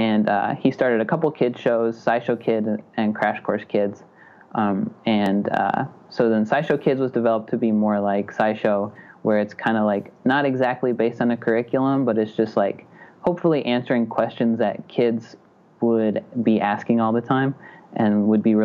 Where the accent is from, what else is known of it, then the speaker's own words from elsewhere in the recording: Butte, Montana, United States; also born or lived in Chicago / Missoula, Montana; I'm from Butte, Montana, which is like an hour and a half away from Missoula